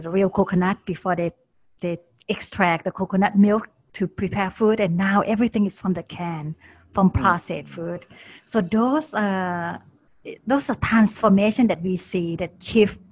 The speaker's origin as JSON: {"language": "English", "region": "Bangkok", "country": "Thailand", "tie": "born or raised there", "moved": "yes", "said": "I was growing up in Bangkok, and that was a long time ago"}